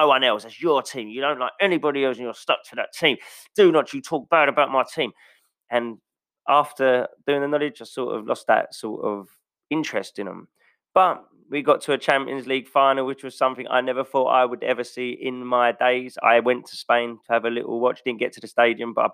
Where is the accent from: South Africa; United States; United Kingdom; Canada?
United Kingdom; England; as an Englishman